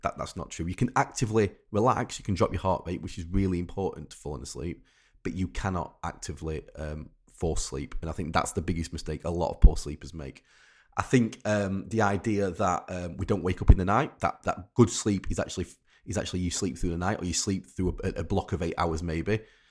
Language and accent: English; Rotherham, Yorkshire and the Humber, United Kingdom; I'm from Rotherham, and in we used to have on the local radio station like Night Owls